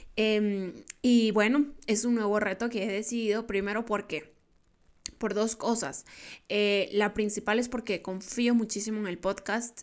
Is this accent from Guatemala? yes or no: yes; Guatemala; yo soy de Guatemala